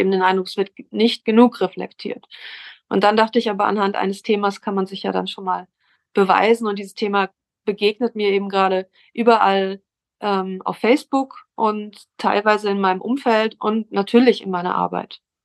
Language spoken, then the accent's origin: German; Hamburg, Germany; ich komme aus Hamburg